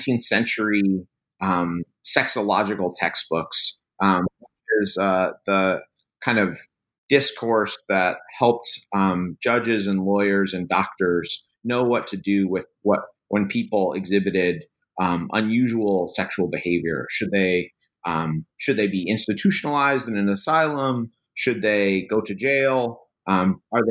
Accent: New Haven, Connecticut, United States; now in Louisiana, United States; I was actually born in New Haven, Connecticut, right in the foothills of Yale University

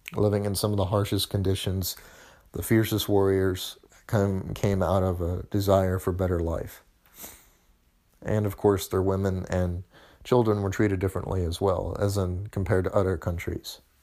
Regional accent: United States; my home country, the United States

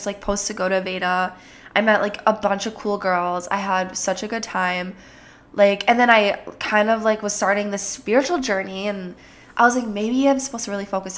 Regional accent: Minnesota, United States; accent: Jersey; sometimes like a Jersey accent comes out, but I'm from Minnesota.

